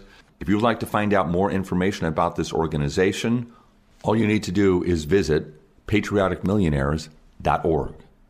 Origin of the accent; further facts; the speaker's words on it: Seattle, Washington, United States; you mentioned Seattle. That's my hometown. That's where I live.